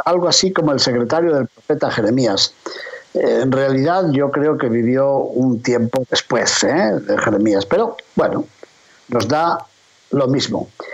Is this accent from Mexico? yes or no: no; León, Castile and León, Spain; hablándoles precisamente desde mi ciudad natal, desde León, España